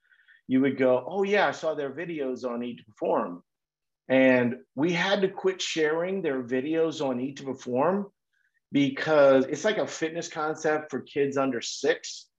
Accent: Minnesota, United States; I'm from Minnesota, you know, so I live in Minnesota most of the year.

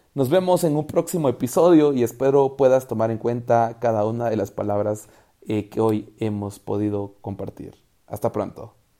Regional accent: Guatemala; el quetzal es la moneda de mi país

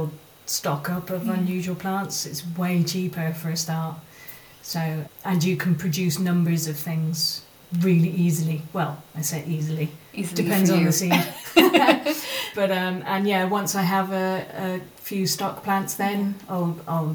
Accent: Cheltenham, South West England, United Kingdom; now in Waterford, Ireland; when I was a kid growing up in Cheltenham

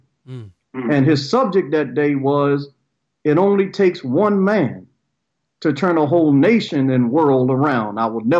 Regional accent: Baltimore, Maryland, United States; I was born in Baltimore, Maryland, in the mid-50s. Telling my age

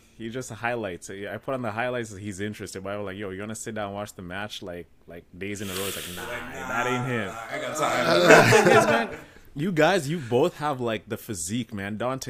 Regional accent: Sarnia, Ontario, Canada; I grew up in Sarnia, right? Sarnia, Ontario. Only a few black families in the city. And I was expected to be a certain type of guy, like, because I was the only black guy in school.

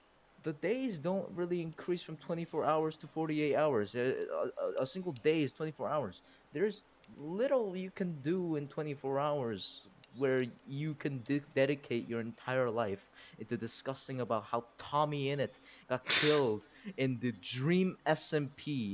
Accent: South Korea; English is a second language; also born or lived in United States; now in United Arab Emirates; I am Korean, South Korean.

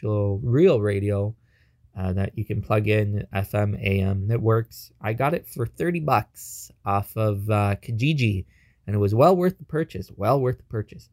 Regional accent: Toronto, Ontario, Canada; we're from Toronto

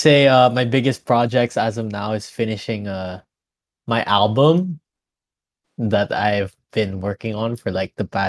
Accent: Manila, Metro Manila, Philippines; moved away as an adult; now in Abu Dhabi, United Arab Emirates; I'm an 18-year-old Filipino from the Philippines. I'm from Manila. Lived there all my life. I go to college in New York University Abu Dhabi. So for the past year, I've been studying in the United Arab Emirates.

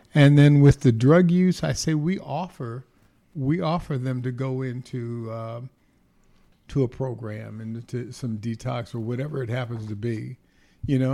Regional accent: Inglewood, California, United States; also born or lived in Los Angeles, California; I was born in Los Angeles, California, at Queen of Angels Hospital. Gosh, went to elementary school, uh, few Catholic schools, Saint Eugene's, Saint Agatha's, then went to Monroe and Morningside High School in Inglewood, California

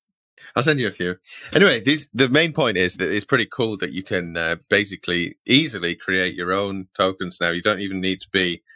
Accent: United Kingdom; as a British person

